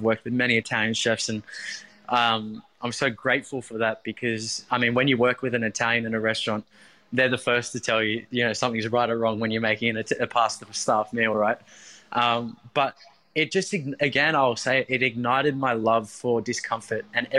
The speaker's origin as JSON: {"language": "English", "town": "Maroubra", "region": "New South Wales", "country": "Australia", "tie": "born or raised there", "said": "although I grew up in Maroubra, but, you know, coming to Bondi around the early 20 mark"}